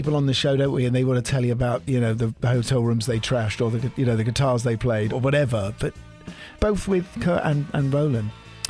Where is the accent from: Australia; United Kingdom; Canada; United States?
United Kingdom; London; London, my hometown?